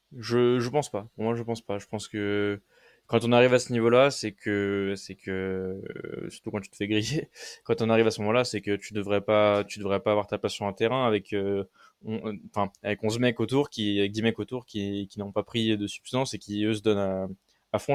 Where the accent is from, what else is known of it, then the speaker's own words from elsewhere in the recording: France; je suis français